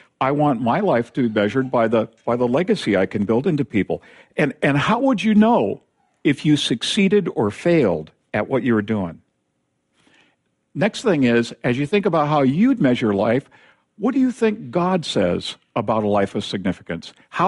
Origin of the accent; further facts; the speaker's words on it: Tacoma, Washington, United States; I have friends where I grew up in University Place in Tacoma.